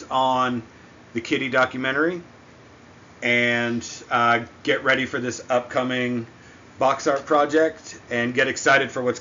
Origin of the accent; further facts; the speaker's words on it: Massachusetts, United States; now in Atlanta, United States; I grew up in Massachusetts. I live in Atlanta now